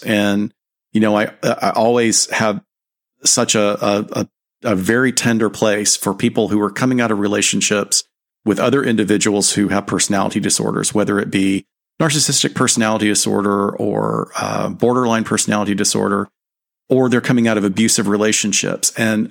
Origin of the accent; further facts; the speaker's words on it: the South, United States; I'm glad I'm from the South.